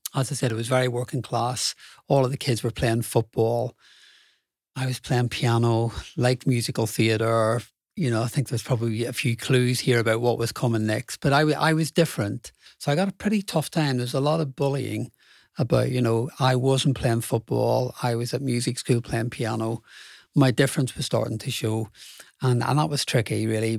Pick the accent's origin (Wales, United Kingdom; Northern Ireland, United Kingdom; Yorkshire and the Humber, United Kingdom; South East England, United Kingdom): Northern Ireland, United Kingdom; Belfast; so I grew up in Belfast, Irish working class family